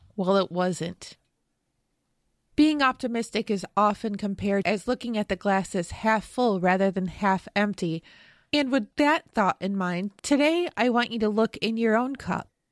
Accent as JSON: {"language": "English", "region": "Western New York", "country": "United States", "tie": "born or raised there", "said": "Growing up in Western New York, I watched plenty of Buffalo Bills N F L games"}